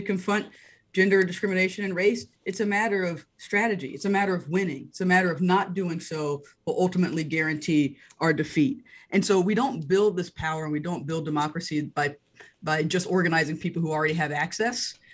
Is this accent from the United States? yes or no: yes; North Carolina, United States; I grew up in North Carolina.